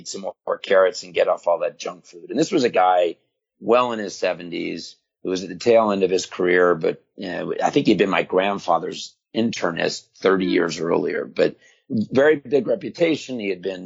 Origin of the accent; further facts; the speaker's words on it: Florida, United States; also born or lived in New York; when I was 9, 10 years old, and we moved to Florida from New York